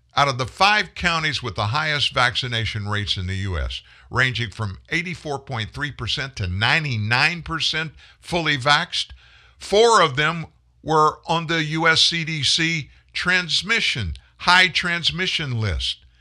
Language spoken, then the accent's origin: English; United States; I'm an American man.